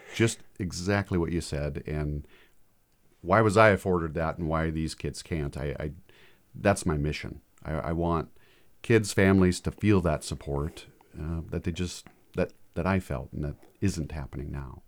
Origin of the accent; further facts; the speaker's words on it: Fairfield, Montana, United States; born and raised in Fairfield, Montana, small community, seven hundred people